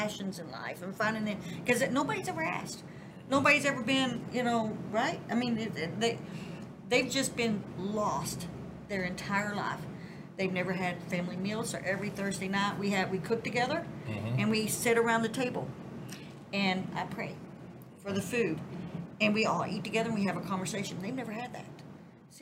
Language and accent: English; Southern, United States; accent: Southern